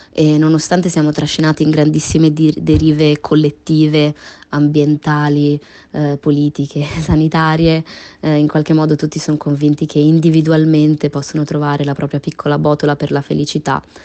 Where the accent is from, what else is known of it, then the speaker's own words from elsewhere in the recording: Genoa, Liguria, Italy; Io sono nata a Genova, quindi sono genovese